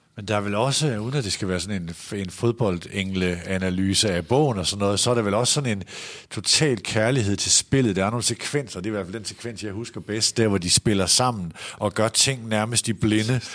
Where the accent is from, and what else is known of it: Aalborg, North Denmark Region, Denmark; born or raised there; moved away